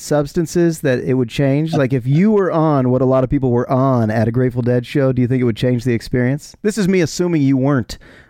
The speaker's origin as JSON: {"language": "English", "area": "Bay Area", "region": "California", "country": "United States", "said": "I'm a Bay Area guy."}